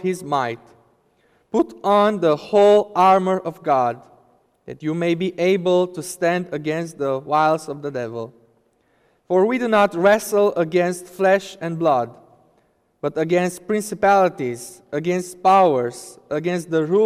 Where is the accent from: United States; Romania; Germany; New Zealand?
Romania; moved away; my home country, Romania